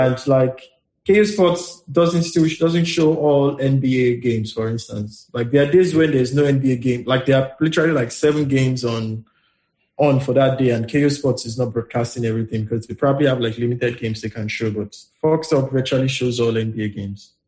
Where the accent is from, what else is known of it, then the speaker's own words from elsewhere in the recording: Nigeria; as a Nigerian